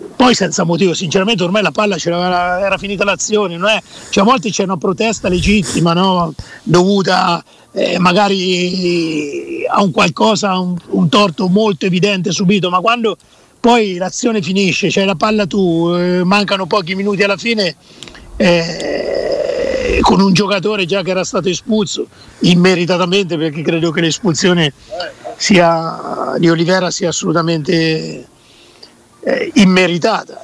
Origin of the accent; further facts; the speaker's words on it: Perugia, Umbria, Italy; moved away; vicino al Tevere eh, c'era il mio paese